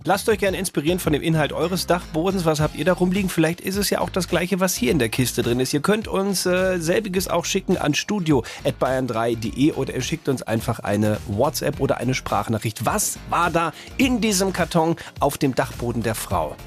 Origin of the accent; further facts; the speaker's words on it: North Rhine-Westphalia, Germany; ich bin ja geburtstechnisch relativ in der Nähe von denen aufgewachsen. Also wenn du in NRW bist, fährst du ja total oft nach Holland